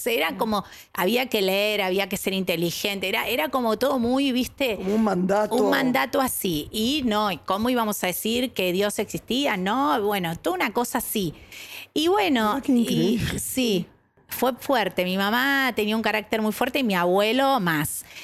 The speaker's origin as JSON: {"language": "Spanish", "region": "Buenos Aires", "country": "Argentina", "tie": "born or raised there", "said": "Yo nací eh, en Porredón y Paraguay. Eh, porteña, porteña. Em, después, con el tiempo, mamá decidió irse para el lado de Floresta"}